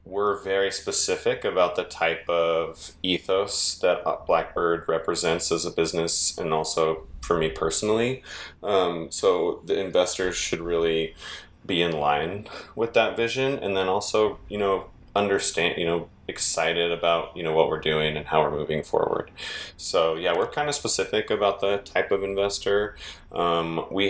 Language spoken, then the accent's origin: English; the Bay Area, California, United States; moved away as an adult; also born or lived in San Francisco; now in Reno, United States; I'm from the Bay Area and moved to Reno, Nevada